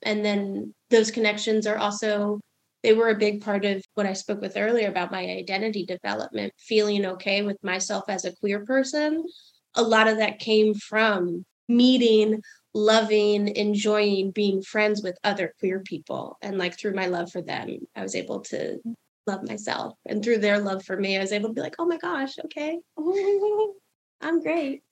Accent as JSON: {"language": "English", "region": "New Jersey suburbs", "country": "United States", "tie": "born or raised there", "moved": "yes", "said": "my hometown did, which was white, middle class, straight, Christian up in the Jersey suburbs"}